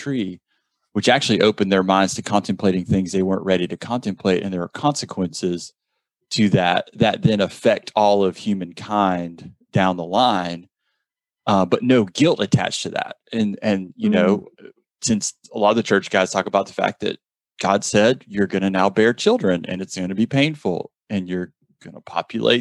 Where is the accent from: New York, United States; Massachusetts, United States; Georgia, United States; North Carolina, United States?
Georgia, United States; South; I'm from South Georgia